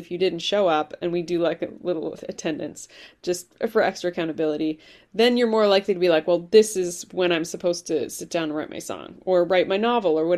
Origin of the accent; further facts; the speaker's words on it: Vancouver, British Columbia, Canada; moved away as an adult; also born or lived in Ireland / Hawaii; now in Bay Area, United States; I was born in Ireland, immigrated to Canada when I was 5, grew up in Vancouver, BC